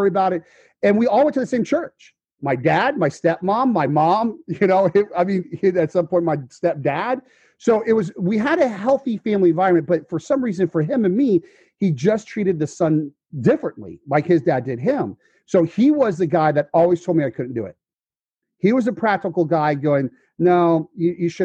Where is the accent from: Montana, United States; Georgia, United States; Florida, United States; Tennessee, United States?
Florida, United States; Fort Myers; I'm from Fort Myers, Florida.